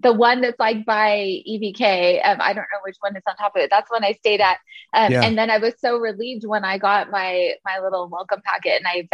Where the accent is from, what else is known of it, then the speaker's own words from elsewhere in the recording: Arcadia, California, United States; So I grew up in the LA area, just east of Pasadena in this little cute town called Arcadia.